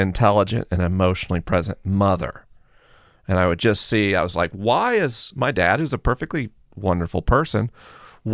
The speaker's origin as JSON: {"language": "English", "region": "Southeast", "country": "United States", "tie": "born or raised there", "said": "Jenny and I grew up in the Southeast, in the buckle of the Bible Belt"}